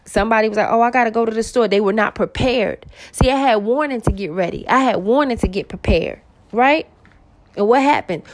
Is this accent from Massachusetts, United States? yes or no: no; New York City, New York, United States; I'm originally from Queens, New York